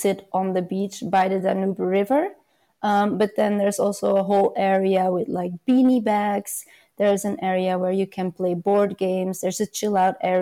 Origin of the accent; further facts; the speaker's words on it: Belgium; mostly in Belgium, my home country